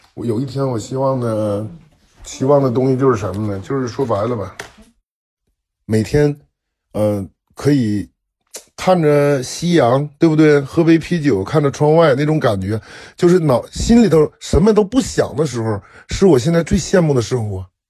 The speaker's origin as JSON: {"language": "Chinese", "country": "China", "moved": "yes", "said": "给我们中国人打死了两个"}